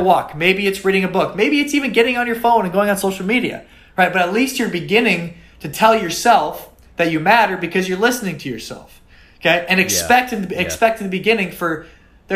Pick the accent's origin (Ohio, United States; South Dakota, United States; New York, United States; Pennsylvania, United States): South Dakota, United States; moved away as an adult; also born or lived in Miami; I was from South Dakota.